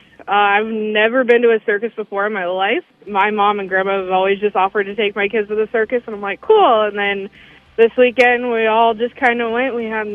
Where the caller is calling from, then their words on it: Urbandale, Iowa, United States; I think I'm in Urbandale.